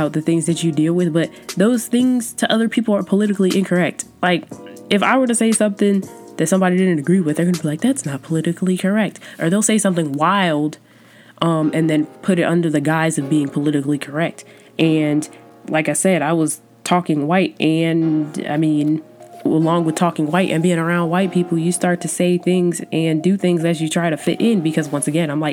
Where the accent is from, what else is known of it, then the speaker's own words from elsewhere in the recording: Georgia, United States; accent: Southern; I've come in full circle of my Southern roots, and I accept the fact that I'm from Georgia, and I accept the fact that sometimes my accent's going to come out